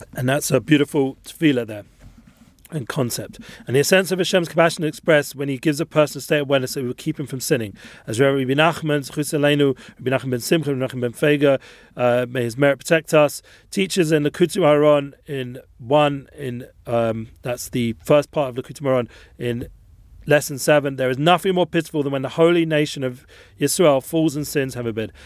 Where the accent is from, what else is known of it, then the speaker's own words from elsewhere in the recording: England, United Kingdom; being English